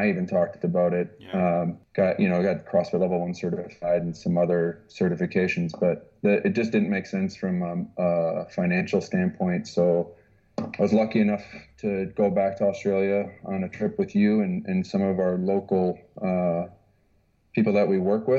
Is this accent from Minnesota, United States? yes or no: yes; Minnesota, United States; moved away as an adult; now in Dubai, United Arab Emirates; I was just a normal kid growing up in Minnesota